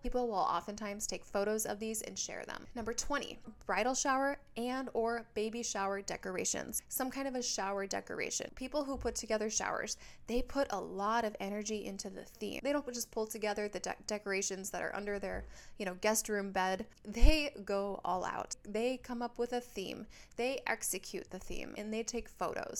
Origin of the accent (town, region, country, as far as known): Minnesota, United States; now in Southern California, United States